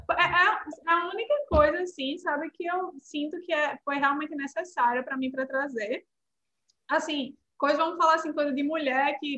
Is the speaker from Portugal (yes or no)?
no; Northeast Region, Brazil; Eu vim do Nordeste. Mas aqui, assim, é um calor...